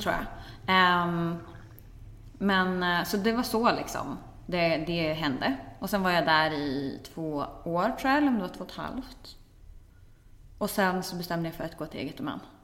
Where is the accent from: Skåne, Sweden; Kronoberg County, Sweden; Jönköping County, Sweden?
Kronoberg County, Sweden; Växjö; jag satt hemma i Växjö och knappade på vår familjens PC